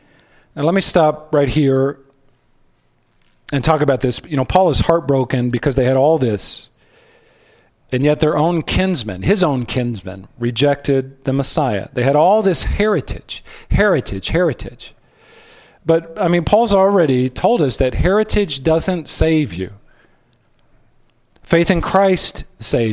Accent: United States; We are the American people, USA

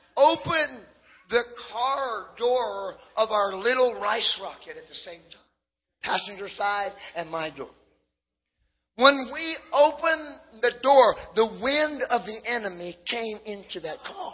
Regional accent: Hawaii, United States; Hey, I grew up in Casey. I sat there. I ran around the church. When I was 22, I didn't get fully saved. I got half saved. I had a pot problem. Because when you come from Maui, come on, you have issues.

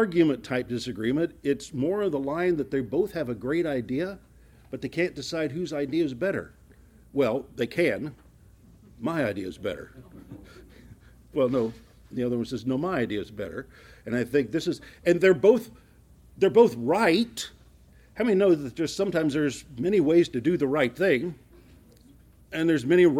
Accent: Ohio, United States; moved away; I came from Ohio

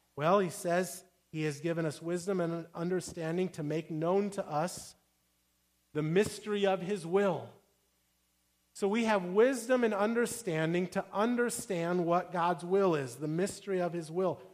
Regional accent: Midwest, United States; I grew up saying pop cans, I'm from the Midwest

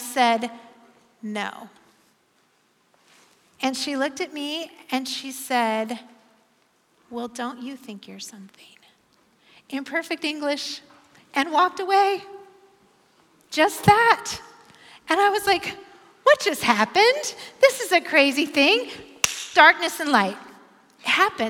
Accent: Bend, Oregon, United States; moved away as an adult; now in Portland, United States; I'm from Bend

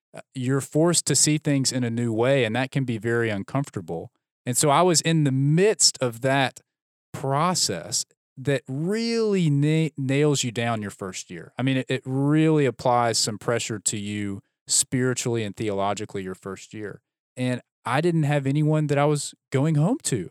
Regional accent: Birmingham, Alabama, United States; also born or lived in Dallas; I grew up in Birmingham. I went to Birmingham Southern College for undergrad.

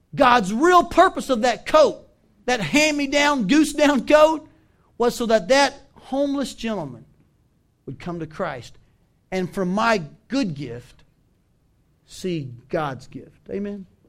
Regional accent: the South, United States; moved away as an adult; also born or lived in Washington State; now in Iowa, United States; I grew up in the South.

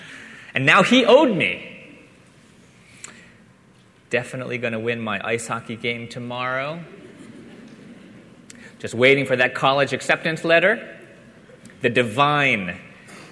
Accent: Philadelphia, Pennsylvania, United States; as a kid growing up in the Philadelphia area

